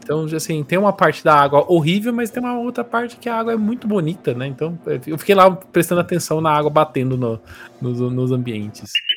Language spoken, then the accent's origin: Portuguese; Brazil; a gente é brasileiro